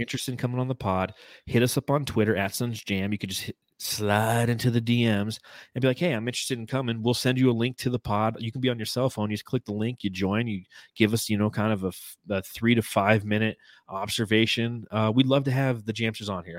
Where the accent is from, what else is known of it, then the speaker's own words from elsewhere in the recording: Los Angeles, California, United States; I grew up in Los Angeles